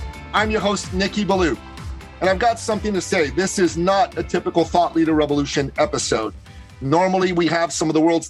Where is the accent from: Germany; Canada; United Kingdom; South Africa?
Canada; my home country of Canada